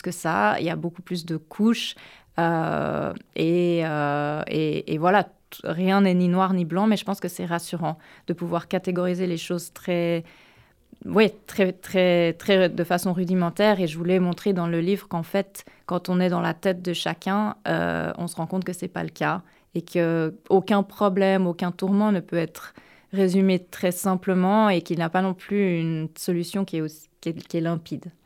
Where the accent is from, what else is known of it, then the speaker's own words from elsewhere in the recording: Geneva, Switzerland; now in United States; Genève, qui est ma ville natale